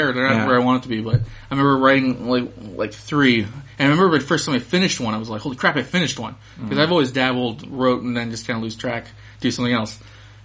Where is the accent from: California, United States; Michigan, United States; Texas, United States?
California, United States; Anaheim; I grew up freaking like a mile away from Disneyland